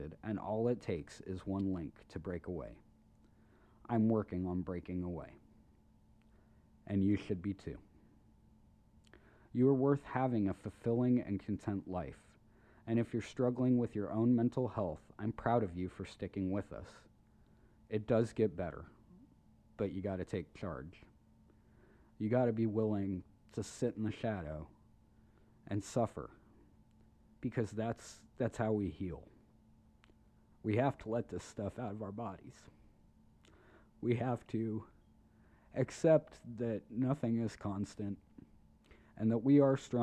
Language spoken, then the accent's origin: English; United States; I'm an American